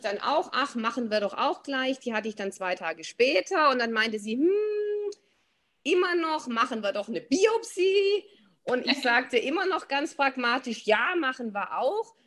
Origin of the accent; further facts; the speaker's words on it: Swabia, Germany; also born or lived in Black Forest, near Freiburg; now in Black Forest near Freiburg, Germany; ich bin von Haus aus Schwäbin, wohne aber jetzt im Schwarzwald.